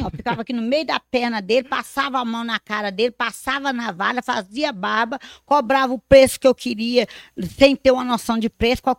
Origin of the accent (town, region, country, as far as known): Abre Campo, Minas Gerais, Brazil; born or raised there; moved away